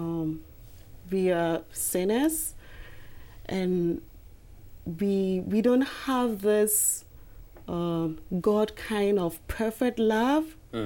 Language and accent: English; Ghana; moved away; I'm in the MBA program and I'm from Ghana